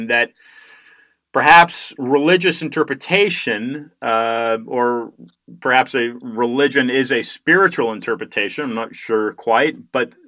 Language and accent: English; California, United States; Growing up in California